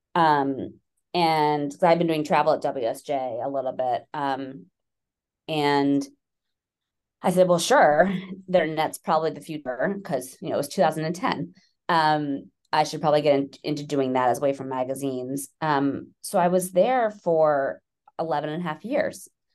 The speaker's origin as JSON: {"language": "English", "town": "New York City", "region": "New York", "country": "United States", "tie": "born or raised there", "lives_now": "Westchester, United States", "said": "I'm from New York. I'm a born and bred New Yorker"}